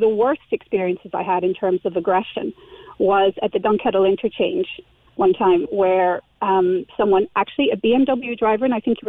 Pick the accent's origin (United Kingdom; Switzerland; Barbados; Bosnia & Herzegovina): Switzerland; now in Ireland; I moved to Ireland from Switzerland over 20 years ago now.